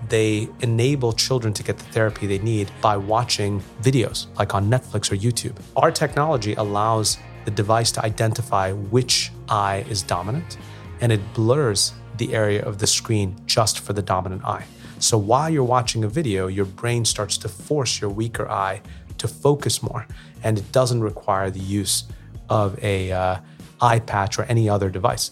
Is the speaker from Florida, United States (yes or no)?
no; New York, United States; moved away; I grew up in New York